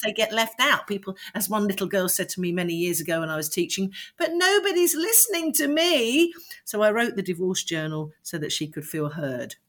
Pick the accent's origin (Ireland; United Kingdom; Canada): United Kingdom; London; I was born in London and grew up in Streatham